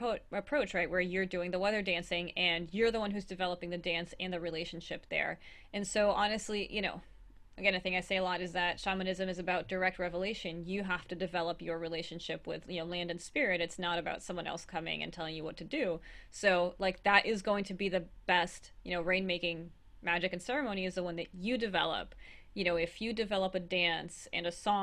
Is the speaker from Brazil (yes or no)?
yes; Brazil; moved away; I'm originally from Brazil